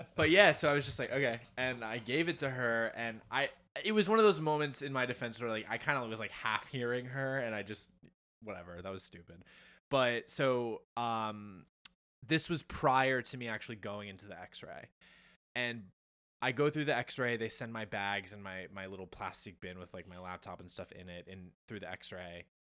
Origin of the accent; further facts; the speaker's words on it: New Jersey, United States; born and bred in New Jersey